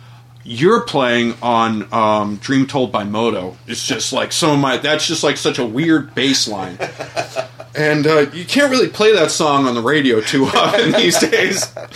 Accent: Philadelphia, Pennsylvania, United States; Oh, hell, I grew up in Philadelphia

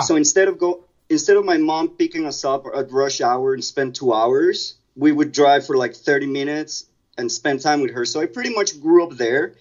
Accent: Mexico City, Mexico; I grew up in Mexico City, so a lot of my childhood was spent commuting

